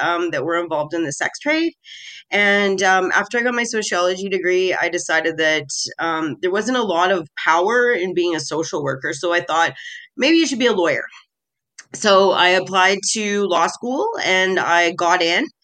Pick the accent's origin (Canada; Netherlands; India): Canada; I was born in Canada. I'm second generation Russian on my dad's side. My mom's side, I'm eighth generation.